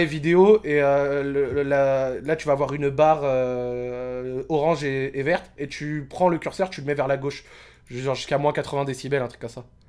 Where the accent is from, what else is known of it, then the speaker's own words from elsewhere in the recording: Morocco; je suis marocain